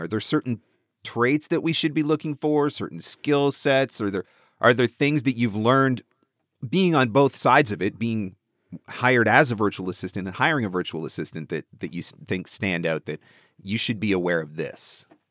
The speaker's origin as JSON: {"language": "English", "country": "Canada", "said": "I'm just Canadian"}